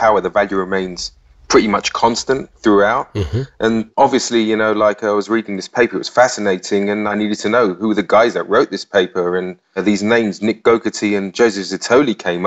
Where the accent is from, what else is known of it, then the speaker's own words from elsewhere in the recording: London, United Kingdom; accent: English; now in Cyprus; I was born in London, actually, hence the English accent